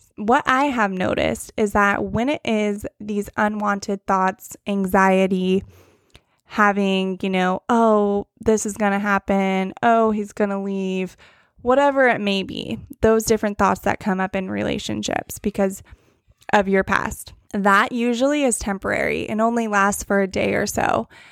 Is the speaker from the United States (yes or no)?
yes; Northern California, United States; moved away as an adult; now in Huntington Beach, United States; I am from Northern California, and then I moved out to the Orange County area about a year and a half ago now